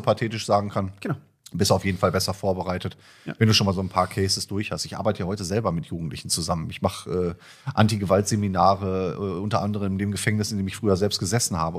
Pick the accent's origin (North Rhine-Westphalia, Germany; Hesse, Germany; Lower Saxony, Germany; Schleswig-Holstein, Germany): North Rhine-Westphalia, Germany; Iserlohn; Meine Heimatstadt ist ja Iserlohn eigentlich. Mhm. Ich komme aus dem Sauerland